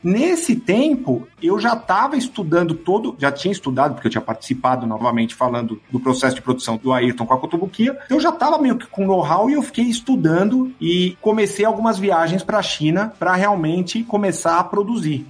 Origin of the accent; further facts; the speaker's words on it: Brazil; a gente é brasileiro